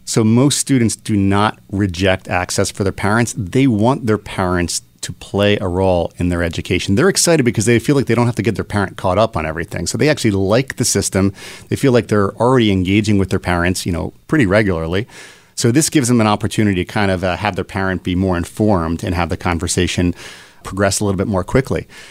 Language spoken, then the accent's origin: English; Philadelphia, Pennsylvania, United States; born and raised in Philadelphia.